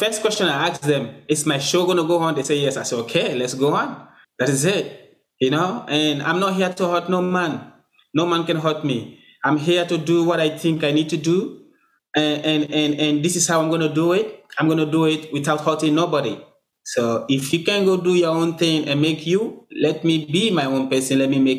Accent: Sierra Leone; Even since day one, I come from Sierra Leone. It doesn't matter where I am, whether I'm the only black person here.

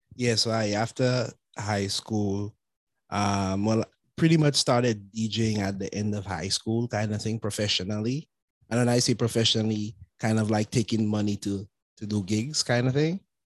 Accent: Castries, St. Lucia; moved away; I grew up I grew up in um Castries, St. Lucia

